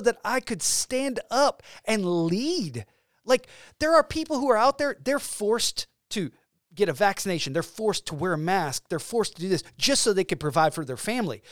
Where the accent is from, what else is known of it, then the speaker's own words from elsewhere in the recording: Georgia, United States; moved away as an adult; now in Illinois, United States; We have two kids, and we are from Georgia. We moved to Illinois